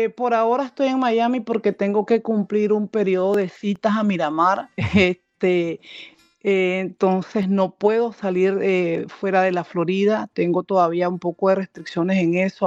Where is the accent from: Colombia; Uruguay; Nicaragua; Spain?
Nicaragua; Chinandega; moved away as an adult; now in United States; departamento de donde yo soy. Yo soy chinandegano, orgullosamente